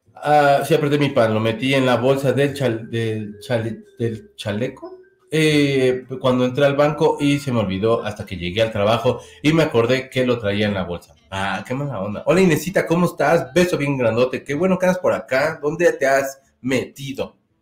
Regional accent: Mexico; soy de México

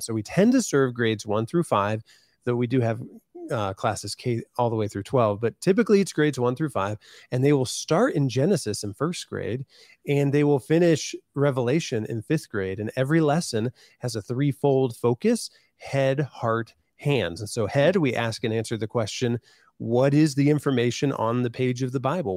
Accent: Van Wert, Ohio, United States; moved away as an adult; now in Columbus, United States; I live in Columbus now, but I was in my hometown of Van Wert

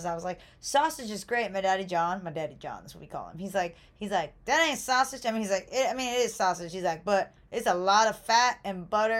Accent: United States; I'm so American.

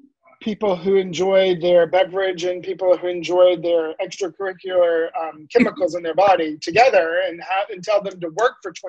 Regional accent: the South, United States; accent: Southern drawl; moved away; I'm originally from the South

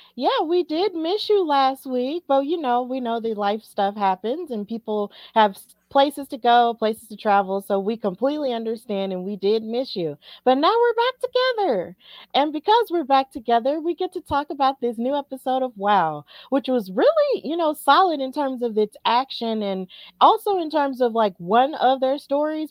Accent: Alabama, United States; I'm from Alabama

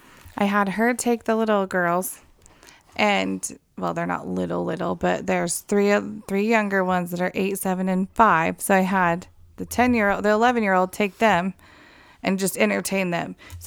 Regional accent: England, United Kingdom; We're English. We don't speak French.

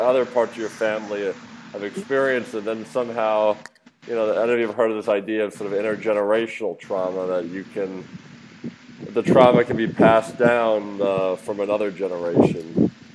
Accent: Philadelphia, Pennsylvania, United States; moved away; I'm from Philadelphia originally

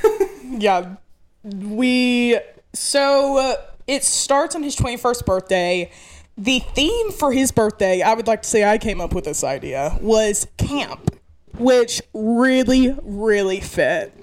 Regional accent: Mineral Bluff, Georgia, United States; also born or lived in Blairsville; I'm from about 20 minutes away from this tiny town called Mineral Bluff.

